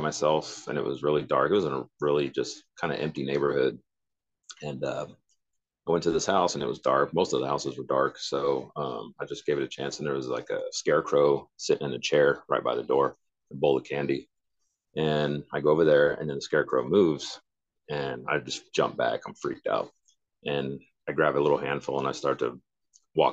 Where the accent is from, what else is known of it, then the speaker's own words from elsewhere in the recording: Santa Clara, California, United States; moved away as an adult; now in Washington, United States; I was born Santa Clara, California. And moved up to Washington like 27 years later